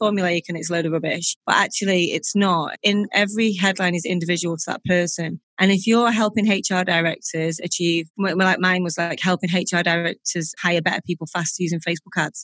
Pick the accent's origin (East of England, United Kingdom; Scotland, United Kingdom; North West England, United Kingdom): North West England, United Kingdom; Warrington; Warrington, which is my hometown